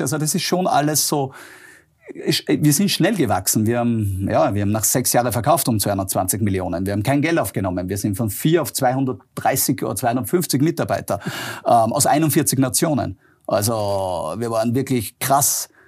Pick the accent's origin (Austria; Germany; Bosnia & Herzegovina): Austria; born or raised there